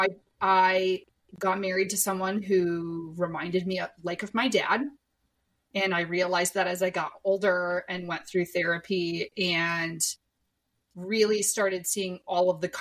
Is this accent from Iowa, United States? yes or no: yes; Iowa, United States; I was born in Iowa